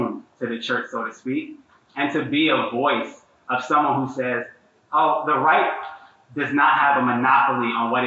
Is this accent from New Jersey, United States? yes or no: yes; Newark, New Jersey, United States; I'm from York, New Jersey